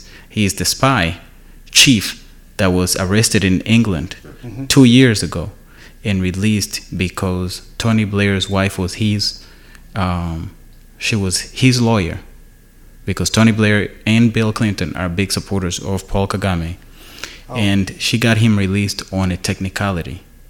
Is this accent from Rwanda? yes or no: yes; Rwanda; When I was growing up in Rwanda